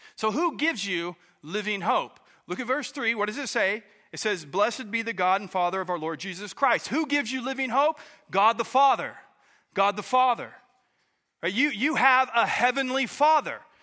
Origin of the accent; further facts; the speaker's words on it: Oklahoma, United States; moved away as an adult; now in Pacific Northwest, United States; I was born and raised in Oklahoma